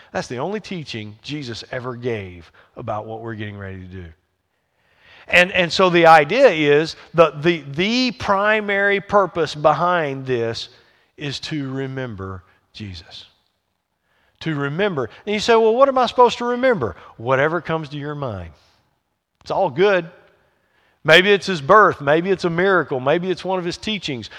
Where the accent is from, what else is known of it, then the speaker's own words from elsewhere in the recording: the South, United States; accent: Southern twang; I grew up in the South, and I, my background is Southern Baptist